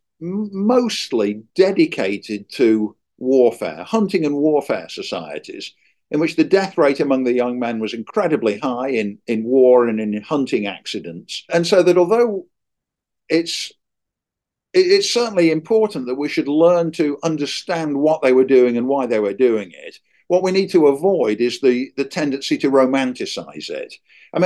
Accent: England, United Kingdom; moved away as an adult; now in United States; when I was a kid growing up in England

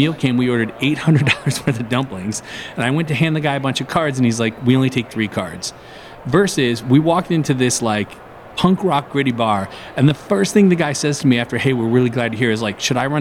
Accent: Detroit, Michigan, United States; I'm from Detroit

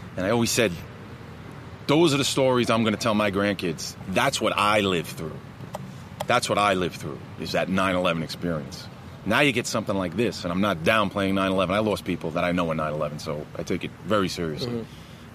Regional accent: Elmont, New York, United States; also born or lived in Woodside, Queens, New York; Born in Woodside, Woodside, Queens. Came out to Elmont, Long Island, uh, home of the Spartans first, second grade

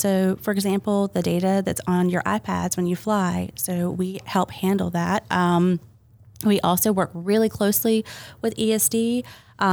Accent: Sitka, Alaska, United States; born there; Actually, my dad was Coast Guard. So I was born in Alaska.

